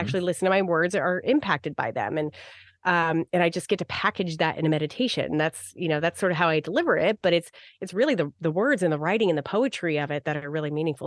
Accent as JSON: {"language": "English", "region": "Arizona", "country": "United States", "tie": "born or raised there", "said": "I grew up in Arizona"}